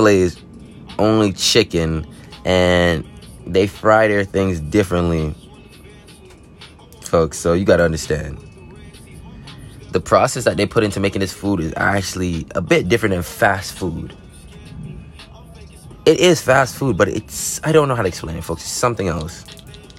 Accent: Florida, United States; I'm from Florida, folks, but you won't know the spot

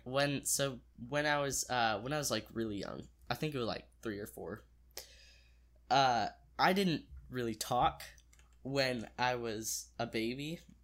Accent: Springfield, United States; I was born and raised in Springfield

